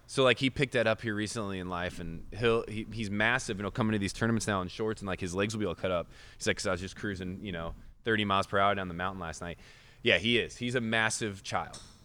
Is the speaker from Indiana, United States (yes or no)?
yes; Indiana, United States; I grew up in Indiana.